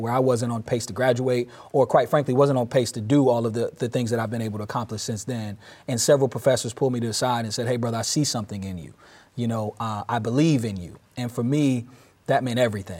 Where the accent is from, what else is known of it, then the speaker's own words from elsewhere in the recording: Durham, North Carolina, United States; moved away as an adult; now in Peoria, United States; I moved back to my hometown of North Carolina in twenty twelve in Durham